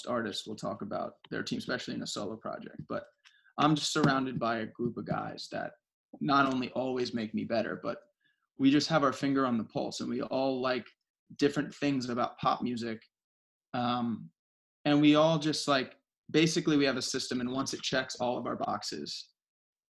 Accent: South Florida, United States; I grew up in South Florida

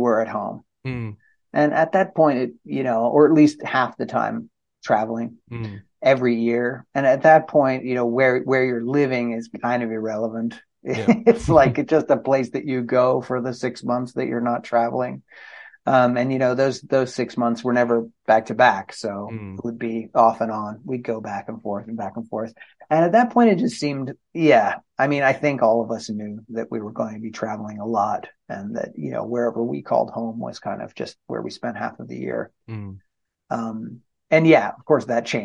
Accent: New England, United States; moved away; also born or lived in Santa Cruz, California; I'm from New England

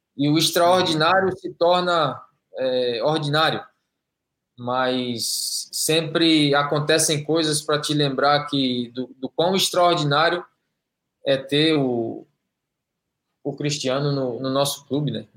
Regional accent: Brazil; moved away as an adult; also born or lived in Belgium / Spain / Kuwait; now in Saudi Arabia; eu saí do Brasil com 23 anos, estou com 45

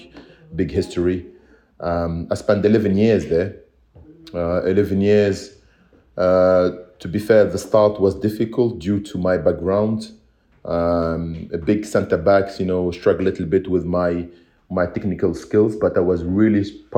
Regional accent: Tunisia; moved away as an adult; also born or lived in England / United States; now in Belgium; I was maybe the first Tunisian who, born and raised in Tunisia

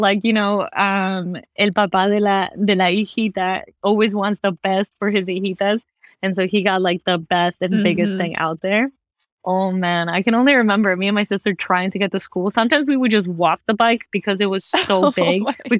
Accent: Valencia, California, United States; I grew up in Valencia. I don't know if you know that town, but it's where Magic Mountain is.

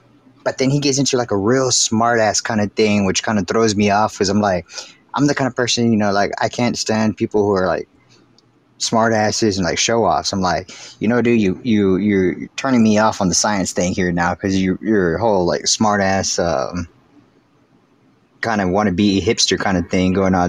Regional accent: Texas, United States

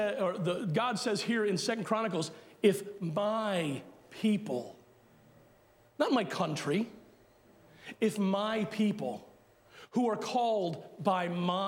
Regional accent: United States; as American Christians

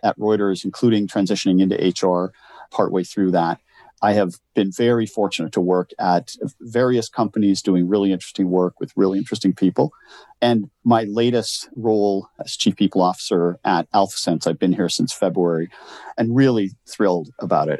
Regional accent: Canada; I born and raised in Canada, grew up in a little farm town, 2,900 people

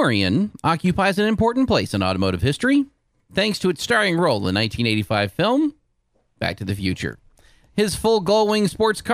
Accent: Houston, Texas, United States; I grew up in Houston

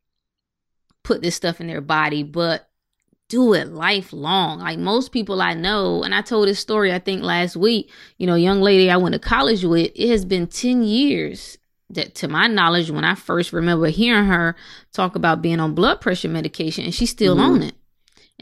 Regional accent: North Carolina, United States; I'm from North Carolina

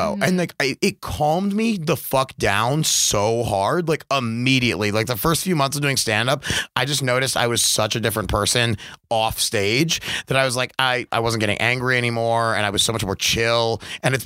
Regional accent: Baltimore, Maryland, United States; moved away as an adult; grew up there till I was 19.

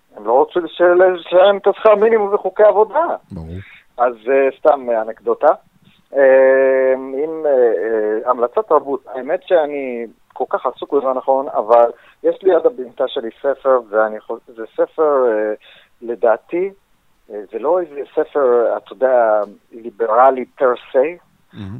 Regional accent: United States; now in Israel; כשגדלתי בארצות הברית

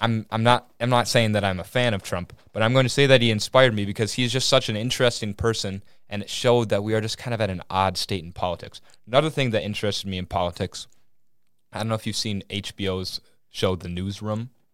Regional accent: Willmar, Minnesota, United States; accent: Minnesotan; I'm from Wilmer, Minnesota, small town

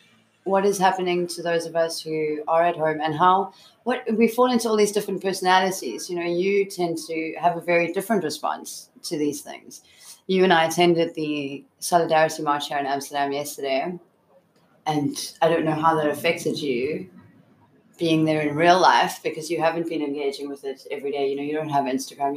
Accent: South Africa; I'm South African. I come from a very young democracy

